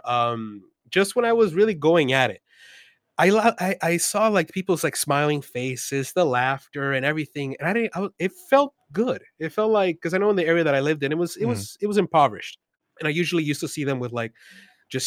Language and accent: English; Los Angeles, California, United States; also born or lived in Mexico City, Mexico; I was born in East Los Angeles, but I was actually raised in Mexico City for the first 8 or 9 years of my life